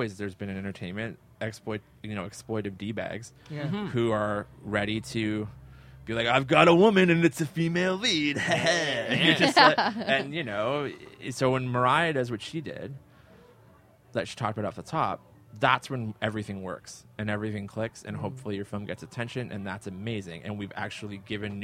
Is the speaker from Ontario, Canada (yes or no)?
yes; Barrie, Ontario, Canada; I grew up in Barrie